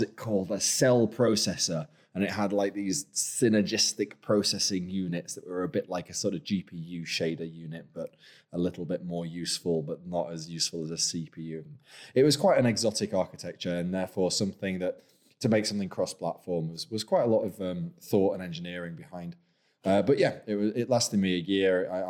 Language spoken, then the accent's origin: English; Lancaster, North West England, United Kingdom; moved away; also born or lived in York; I'm actually from Lancaster, from the other Rose. So a bit of a traitor to my birthplace, really.